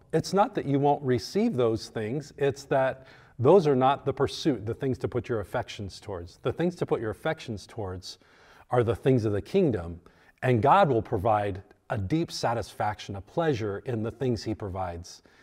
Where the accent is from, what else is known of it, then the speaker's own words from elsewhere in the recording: United States; we as American Christians